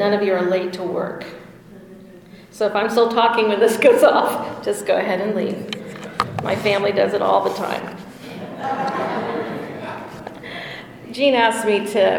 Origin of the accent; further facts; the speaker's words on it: El Dorado, United States; Growing up in El Dorado